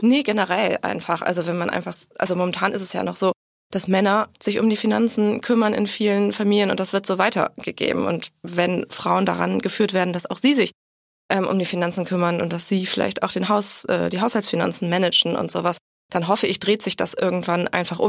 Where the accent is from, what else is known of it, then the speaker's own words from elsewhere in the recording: Bremen, Germany; dann bin ich zuletzt in Bremen groß geworden